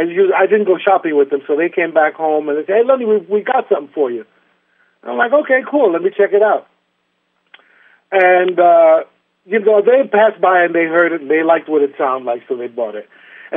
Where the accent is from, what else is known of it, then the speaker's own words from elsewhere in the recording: New York, United States; growing up in New York, and it was a playground for me.